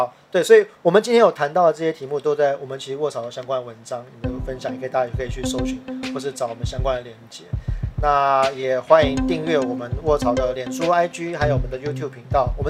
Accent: Taiwan; 我们是台湾人了，

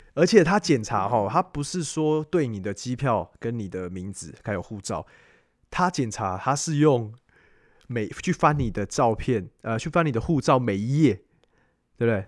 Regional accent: Taiwan; 我觉得真的是身为台湾人

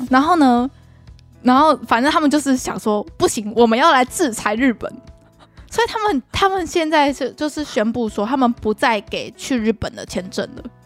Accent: Taiwan; 我们台湾人

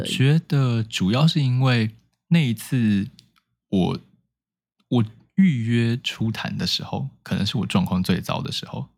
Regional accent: Taipei, Taiwan; 我是土生土长的台北人

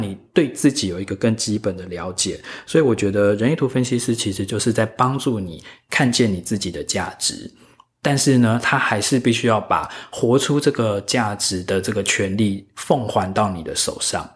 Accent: Taiwan; 我自己是一个土生土长的台湾人嘛

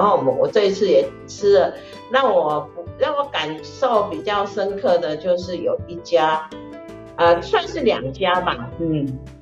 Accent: Taiwan; 因为我们台湾人都比较喜欢吃那，喝拿铁啦

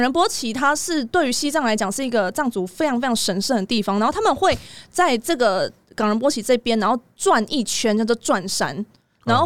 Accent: Taiwan; 我台湾人

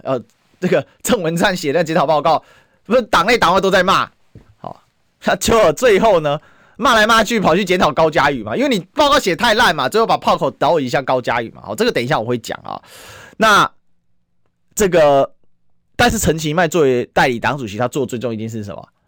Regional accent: Taiwan; 身为一个台湾人

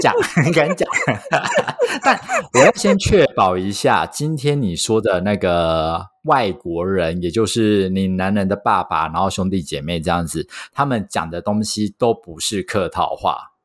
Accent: Taiwan; 我是土生土长，没离开过亚洲，超local的

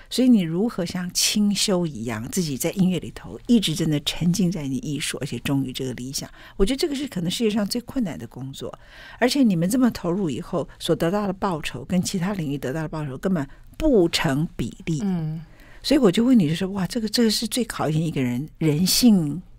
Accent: Taiwan; 我们台湾人

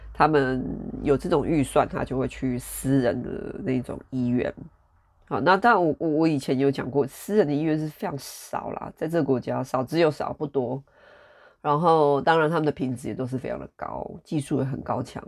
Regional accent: Taiwan; now in United Kingdom; 我们台湾人

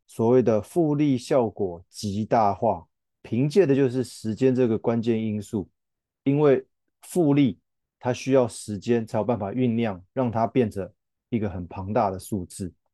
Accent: Taiwan; 我们台湾人熟悉的指数型基金

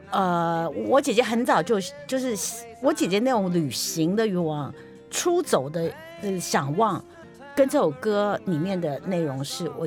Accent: Taipei, Taiwan; 我是在台北出生的

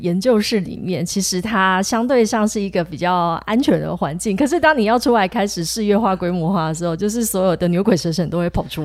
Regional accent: southern Taiwan, Taiwan; 我是南部人啦

